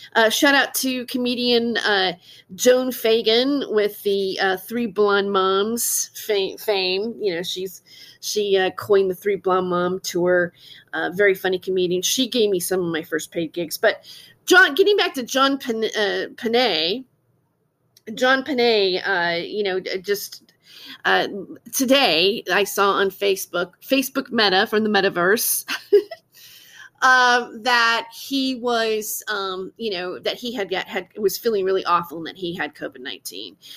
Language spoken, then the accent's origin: English; Fresno, California, United States; I grew up in Fresno, California, and I graduated from Clovis West High School.